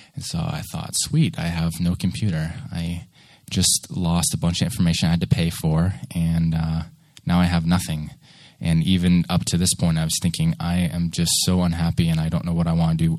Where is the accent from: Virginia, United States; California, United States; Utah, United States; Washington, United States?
Washington, United States; Seattle; moved away as an adult; also born or lived in Nashville; I grew up there until about 22, and I did my general education there in Bremerton